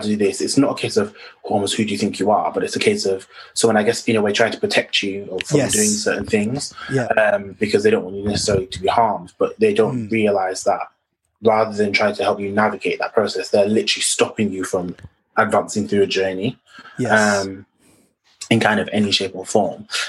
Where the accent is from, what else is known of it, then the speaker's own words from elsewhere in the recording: Bradford, Yorkshire and the Humber, United Kingdom; I'm from Bradford, in West Yorkshire